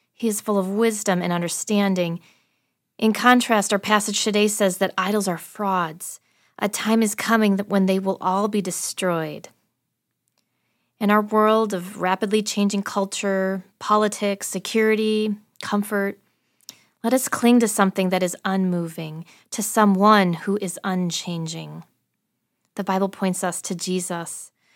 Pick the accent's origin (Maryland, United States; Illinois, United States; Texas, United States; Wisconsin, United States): Wisconsin, United States; I'm from Wisconsin